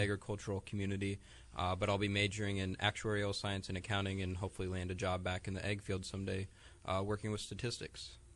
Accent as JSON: {"language": "English", "town": "Guthrie Center", "region": "Iowa", "country": "United States", "said": "I'm from Guthrie Center, Iowa"}